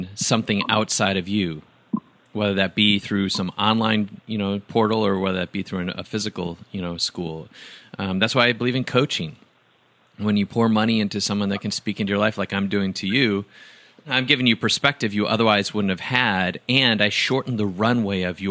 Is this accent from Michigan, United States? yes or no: no; Wisconsin, United States; I grew up in Wisconsin